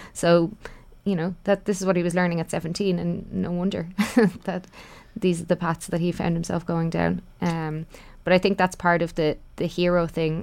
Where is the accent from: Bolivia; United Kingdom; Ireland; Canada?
Ireland; all of us of, of, as Irish people